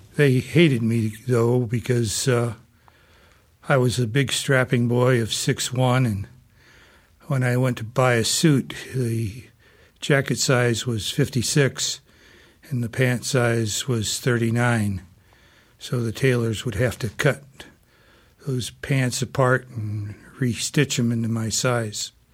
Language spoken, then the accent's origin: English; South Bend, Indiana, United States; I'm a fourth generation South Bender. And uh, growing up in South Bend